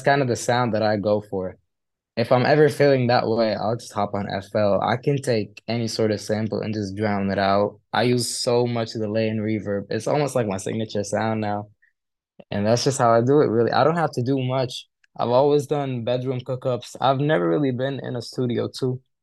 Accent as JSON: {"language": "English", "country": "Kuwait", "tie": "born or raised there", "also_born_or_lived": "Egypt", "moved": "as an adult", "lives_now": "United Kingdom", "said": "I'm from Egypt, and I, I lived, like, for, like, three years over there. I've lived for my childhood, and then I moved to Kuwait with my parents."}